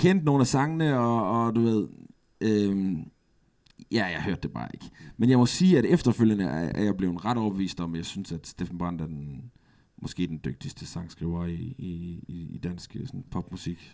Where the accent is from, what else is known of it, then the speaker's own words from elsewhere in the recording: Aarhus, Central Denmark Region, Denmark; Jeg er fra Latinakvarteret